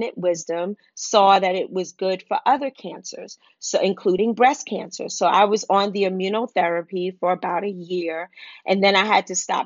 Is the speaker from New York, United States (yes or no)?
yes; New York City, New York, United States; growing up in Wagner Projects in Harlem